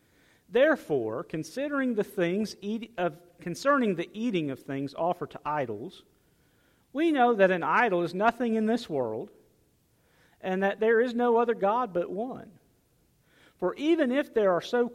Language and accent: English; United States; I'm glad to be an American.